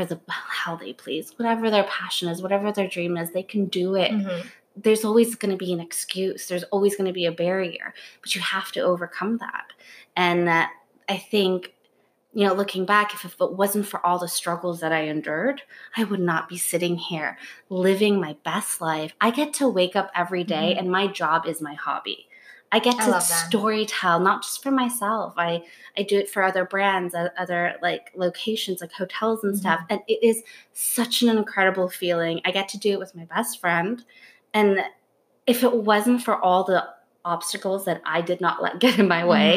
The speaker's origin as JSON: {"language": "English", "town": "Los Angeles", "region": "California", "country": "United States", "tie": "born or raised there", "also_born_or_lived": "Budapest, Hungary / Hamburg, Germany", "moved": "as an adult", "lives_now": "New York, United States", "said": "I was raised in Hamburg, Germany until I was 8. And then we moved to California, Los Angeles when I was 8. And then I moved to New York 10 years ago"}